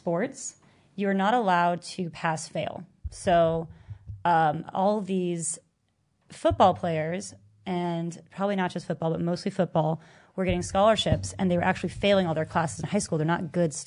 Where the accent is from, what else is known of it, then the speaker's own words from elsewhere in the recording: California, United States; I can't afford out-of-state tuition, you know, because I was coming from California